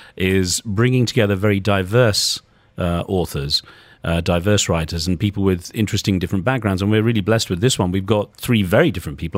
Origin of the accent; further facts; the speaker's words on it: United Kingdom; moved away as an adult; also born or lived in United States; growing up in Britain, for me, Asian was someone like me, South Asian